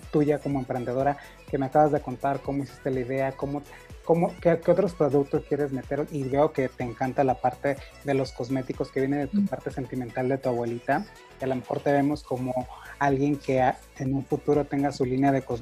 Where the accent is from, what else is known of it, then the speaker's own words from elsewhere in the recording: Sonora, Mexico; Es un producto 100% mexicano, sonorense, que yo soy de Sonora, de verdad, y tenemos